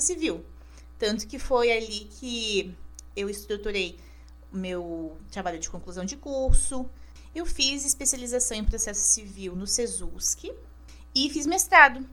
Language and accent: Portuguese; Caçador, Santa Catarina, Brazil; moved away as an adult; now in Florianópolis, Brazil; Eu nasci em Caçador, meio oeste catarinense, com muito orgulho. E aos 18 anos, eu decidi então cursar direito na Universidade Federal de Santa Catarina, aqui na UFSC, em Florianópolis.